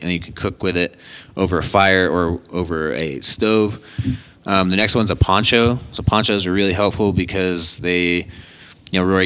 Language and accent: English; Colorado, United States; I grew up in Colorado